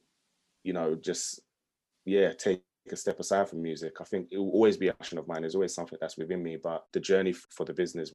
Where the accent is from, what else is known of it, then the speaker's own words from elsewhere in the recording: London, United Kingdom; I grew up in London, I'm in an area called Hackney